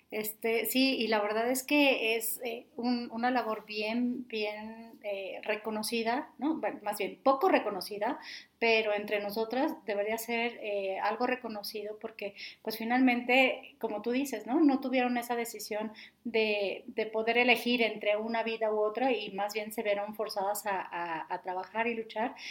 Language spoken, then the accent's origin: Spanish; Mexico; nosotros como mexicanos